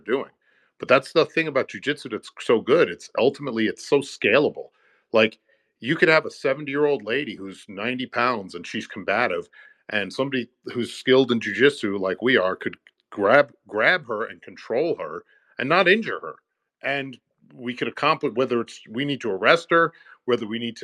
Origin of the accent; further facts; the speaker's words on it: New York City, New York, United States; I grew up in New York City